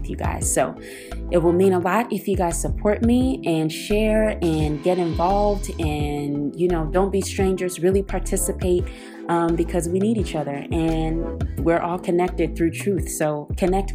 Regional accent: Oakland, California, United States; now in Brooklyn, United States; I'm from Oakland, California. I am currently living in Brooklyn, New York

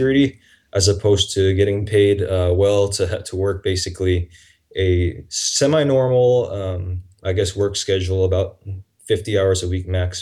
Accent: Taiwan; also born or lived in Nashville, Tennessee, United States; now in Lausanne, Switzerland; I'm actually from Taiwan.

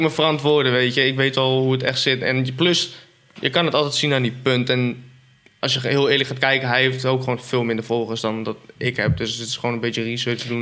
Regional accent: Apeldoorn, Gelderland, Netherlands; Ik kom uit Apeldoorn, 24, bijna 25, inmiddels vader

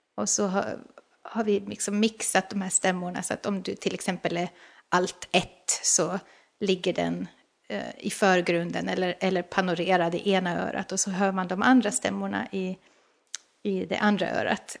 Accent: Åland Islands; jag är ju själv från Åland

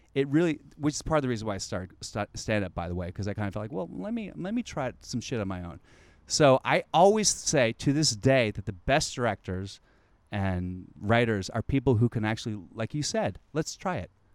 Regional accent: the South, United States; I'm from the South

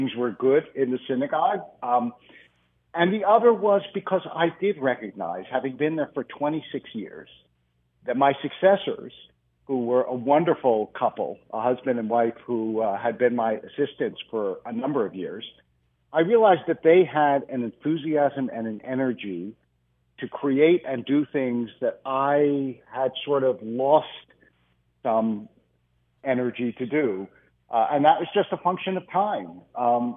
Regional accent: Philadelphia, Pennsylvania, United States; moved away as an adult; also born or lived in Harrisburg, Pennsylvania / Los Angeles / New York / Israel; I was born in Harrisburg and I grew up in Philadelphia

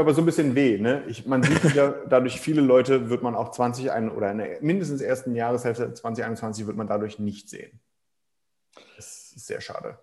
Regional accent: Germany; bei uns in Deutschland

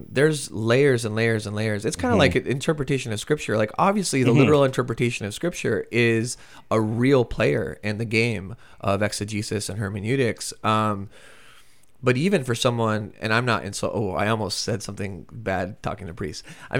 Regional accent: United States; but as an American, it's also pretty familiar.

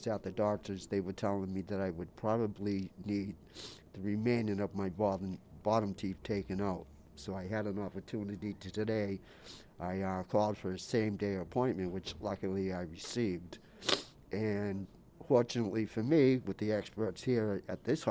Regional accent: Boston, Massachusetts, United States; I'm originally from Dorchester, Mass.

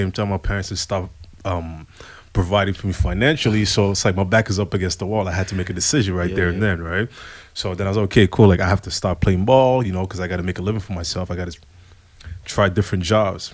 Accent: Ottawa, Ontario, Canada; moved away as an adult; also born or lived in Congo; now in Montreal, Canada; I'm from Ottawa. I'm from Congo, originally born. I came I moved to Canada in 2001, then moved to Montreal in 2010

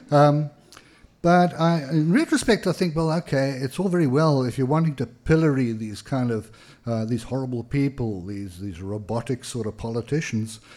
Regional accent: Pietermaritzburg, KwaZulu-Natal, South Africa; I mean the ones that arrived in my hometown, Pietermaritzburg in South Africa, around 1960.

